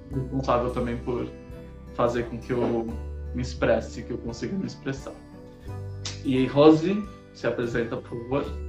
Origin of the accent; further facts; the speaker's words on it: São Paulo, Brazil; sou de São Paulo, moro na Bela Vista